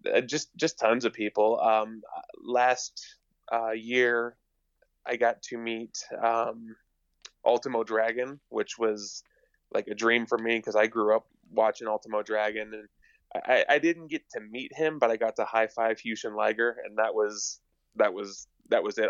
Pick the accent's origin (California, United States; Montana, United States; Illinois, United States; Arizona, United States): Montana, United States; I'm from Montana